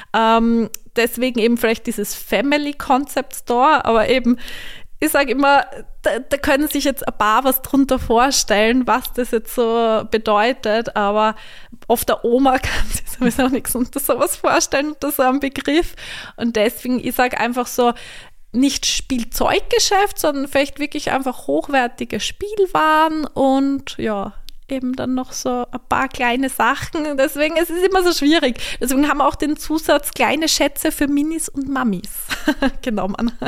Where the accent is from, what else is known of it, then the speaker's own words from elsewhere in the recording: Vienna, Austria; moved away as an adult; also born or lived in Graz; now in St. Ruprecht an der Raab, Austria; Ich komme eigentlich aus Wien, bin aber durch meinen Mann in der Steiermark gelandet.